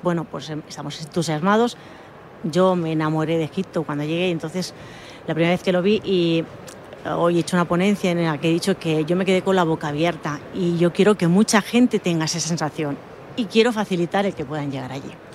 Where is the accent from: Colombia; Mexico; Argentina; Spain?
Spain; Mallorca, Balearic Islands; yo soy mallorquina